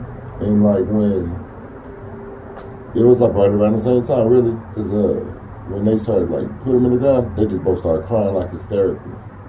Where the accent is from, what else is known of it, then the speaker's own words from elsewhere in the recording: Oklahoma City, Oklahoma, United States; also born or lived in Tulsa / Moore / Edmond / Wichita Falls; Because I'm a Tulsa nigga, but I grew up in Oklahoma City. In Moore, fucking, in Edmond. Wichita Falls, Texas.